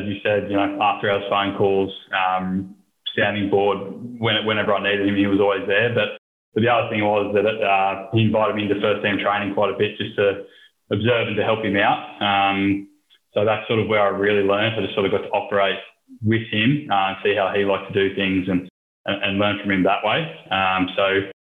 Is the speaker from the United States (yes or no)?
no; New South Wales, Australia; moved away as an adult; also born or lived in Newcastle, New South Wales; now in Melbourne, Australia; born and bred in New South Wales